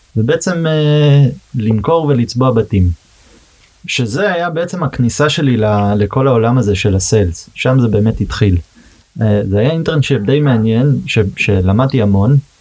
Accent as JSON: {"language": "Hebrew", "town": "Boston", "region": "Massachusetts", "country": "United States", "tie": "born or raised there", "second_language": "Hebrew", "moved": "as an adult", "lives_now": "Israel", "said": "נולדתי בארצות הברית, גדלתי אה, בבוסטון בעצם, פרבר קטן מחוץ לבוסטון. אז כמובן עברית זה לא שפת אם בשבילי"}